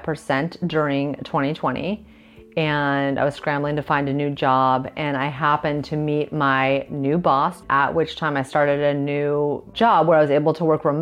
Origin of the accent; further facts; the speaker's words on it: Malibu, California, United States; moved away as an adult; now in Cascais, Portugal; I'm born and raised in Malibu, Los Angeles, California. I lived there my whole life for 36 years. And I'm now in Cascai, Portugal, and moved here almost 1 year ago.